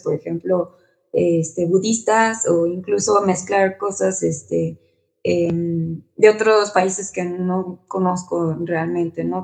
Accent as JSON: {"language": "Spanish", "country": "Mexico", "said": "siendo como mexicanos"}